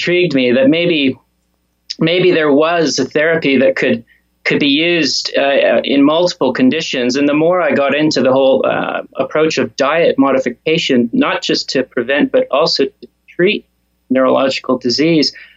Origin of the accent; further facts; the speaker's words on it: Canada; moved away as an adult; also born or lived in Australia; I'm from Canada and I trained in Australia